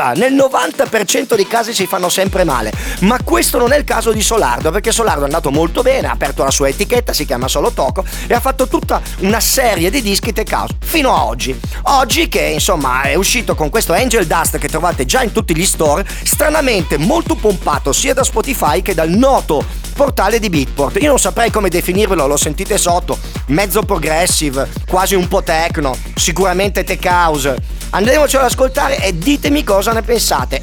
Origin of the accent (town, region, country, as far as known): Apulia, Italy